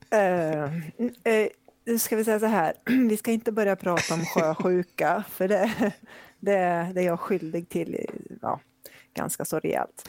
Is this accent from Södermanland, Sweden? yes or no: yes; Flen, Södermanland, Sweden; moved away as an adult; now in Gothenburg, Sweden; jag kommer från eh, Flen